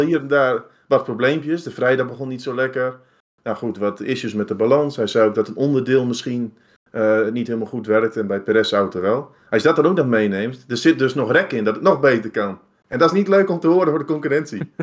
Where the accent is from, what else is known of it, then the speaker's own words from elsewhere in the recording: Netherlands; als Nederlanders